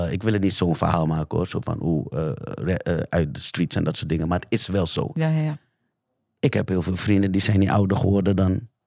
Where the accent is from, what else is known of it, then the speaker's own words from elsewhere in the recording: The Hague, South Holland, Netherlands; Ik kom uit de Schilderswijk jaren negentig.